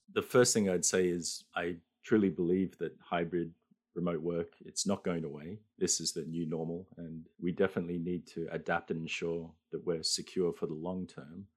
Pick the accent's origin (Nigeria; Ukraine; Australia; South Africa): Australia; now in Japan; I'm an Australian living in Japan